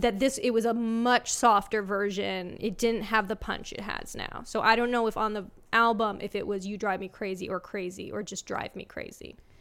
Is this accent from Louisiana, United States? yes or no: no; Los Angeles, California, United States; I'm from L A.